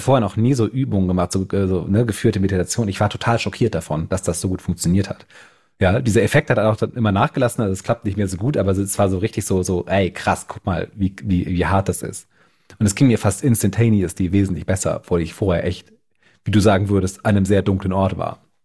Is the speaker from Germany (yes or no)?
yes; Bremen, Germany; now in Berlin, Germany; ich natürlich da als Norddeutscher auch total daher bin. Und das nächste Mal, wenn ich dann auf Heimaturlaub bin in Bremen